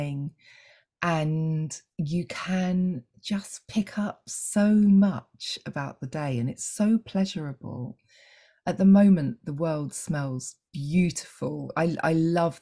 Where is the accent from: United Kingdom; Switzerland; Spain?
United Kingdom; England; I'm English